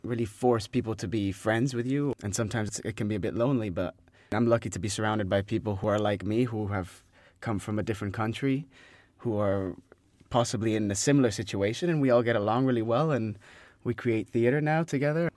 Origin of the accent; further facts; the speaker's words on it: Spain; moved away as an adult; also born or lived in France; now in London, United Kingdom; I'm French, but grew up in Spain and now living here in London